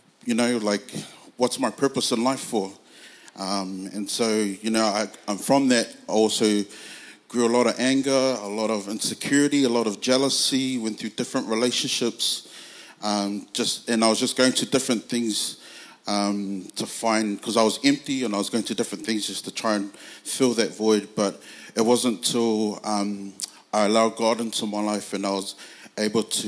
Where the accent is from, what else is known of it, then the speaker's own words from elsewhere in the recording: Auckland, New Zealand; I'm originally from Otara in South Auckland